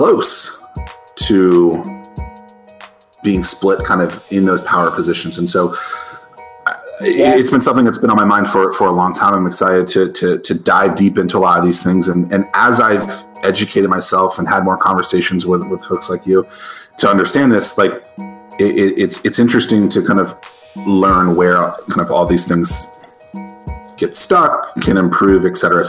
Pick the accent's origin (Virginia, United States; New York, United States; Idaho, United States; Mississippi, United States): Virginia, United States; Northern; I grew up in Northern Virginia